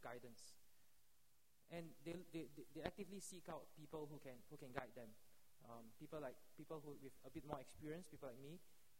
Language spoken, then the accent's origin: English; Singapore; as a Singaporean